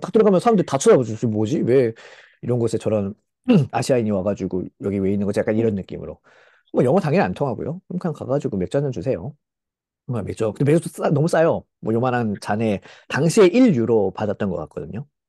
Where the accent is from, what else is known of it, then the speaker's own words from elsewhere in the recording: South Korea; 저 한국 사람 입장에서